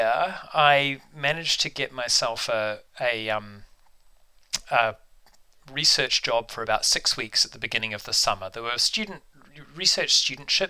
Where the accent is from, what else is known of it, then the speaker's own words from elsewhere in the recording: Auckland, New Zealand; now in Canada; I grew up in the North Shore of Auckland